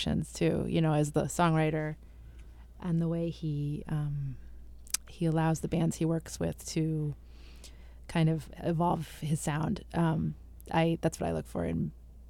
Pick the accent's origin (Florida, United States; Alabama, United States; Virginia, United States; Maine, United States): Maine, United States; Portland; also born or lived in Palau; I was born and raised here in Portland. I'm a Mainer